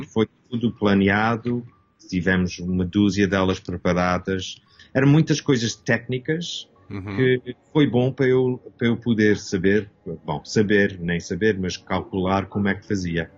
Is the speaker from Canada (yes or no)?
yes; Toronto, Ontario, Canada; nasci aqui em Canadá. Meus pais eram portugueses, o meu, uh, o meu pai veio a Canadá nos fins dos 50 e a minha mãe veio no 64. Uhum e eu nasci em 65 aqui em Toronto